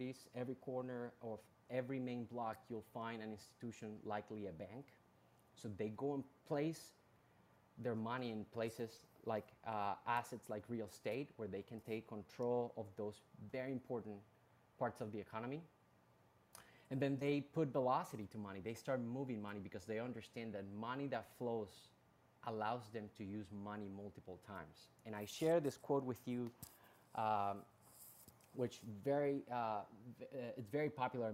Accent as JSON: {"language": "English", "country": "Colombia", "tie": "born or raised there", "also_born_or_lived": "Bronx, New York, United States", "moved": "as an adult", "lives_now": "United States", "said": "I was actually born and raised in Colombia, in South America"}